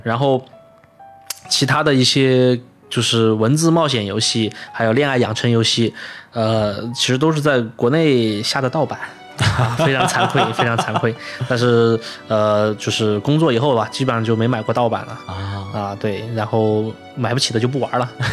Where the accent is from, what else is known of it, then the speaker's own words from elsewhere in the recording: China; moved away as an adult; now in Japan; 作为我们作为一个中国人